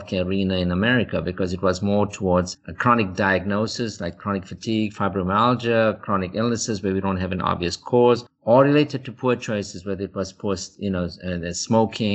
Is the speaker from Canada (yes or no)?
no; South Africa; moved away as an adult; now in United States; back in South Africa, you know, we were dealing with illness of poverty